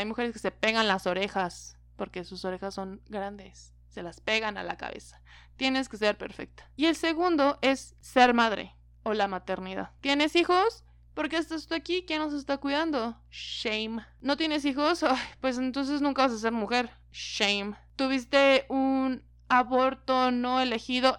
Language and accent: Spanish; Mexico; como mexicanos, latinos